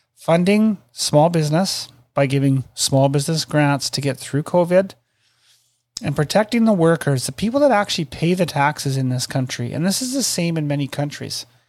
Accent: Canada; I'm Canadian

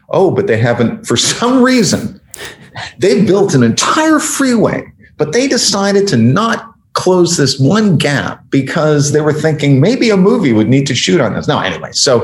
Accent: Canada; I'm Canadian

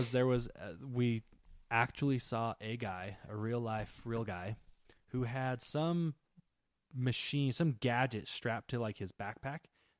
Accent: Germany; Oh, we're from Germany.

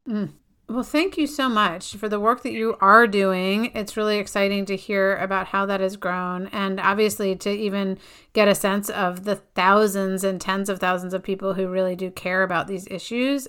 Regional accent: Connecticut, United States; my home state of Connecticut

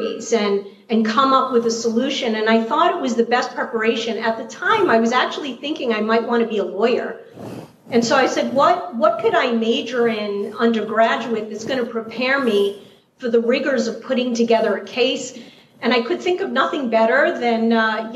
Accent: New York City, New York, United States; accent: New York City; you definitely picked up my New York City accent. I grew up in Queens, New York

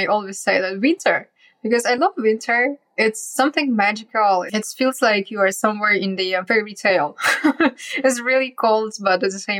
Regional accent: Yakutsk, Sakha Republic, Russia; moved away; also born or lived in China; So I was born and grew up in Yakutia, which is in the far east of Russia. And it's the coldest town on earth.

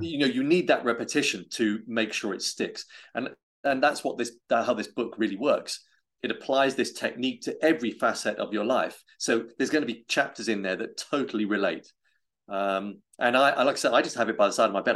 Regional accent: United Kingdom; I'm British

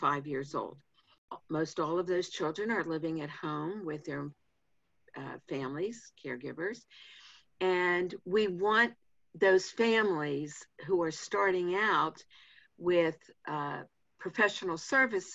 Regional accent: Pittsburgh, Pennsylvania, United States; I grew up in Pittsburgh

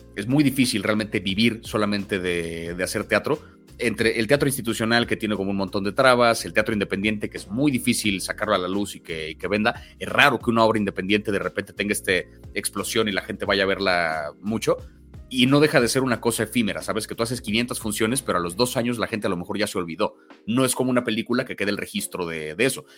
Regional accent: Mexico City, Mexico; 50% español, 50% mexicano, 100% chilango. Yo sí, antes que otra cosa, me identifico como alguien de la CDMX

